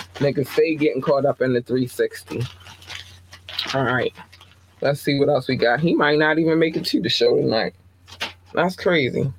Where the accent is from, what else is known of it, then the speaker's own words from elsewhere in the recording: Baltimore, Maryland, United States; I'm from Baltimore.